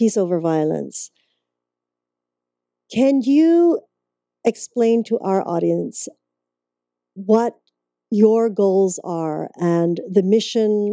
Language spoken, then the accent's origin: English; Canada; moved away; I'm originally from Canada